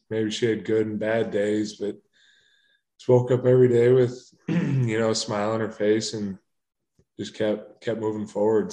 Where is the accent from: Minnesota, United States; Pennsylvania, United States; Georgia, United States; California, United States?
Minnesota, United States; moved away; growing up in Minnesota, I mean, I'm an hour and a half from the Twin Cities